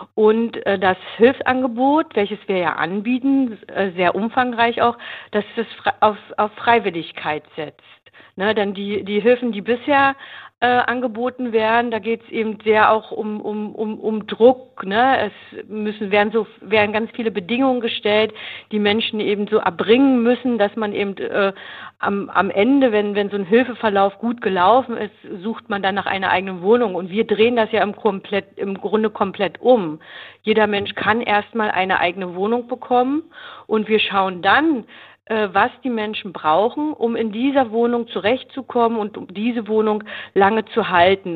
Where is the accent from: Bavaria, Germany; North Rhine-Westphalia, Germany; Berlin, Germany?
Berlin, Germany; Ich komme aus Berlin